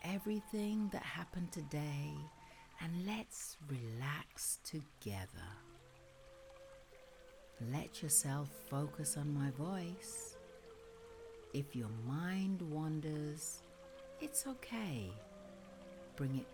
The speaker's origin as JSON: {"language": "English", "region": "England", "country": "United Kingdom", "said": "Being typically English"}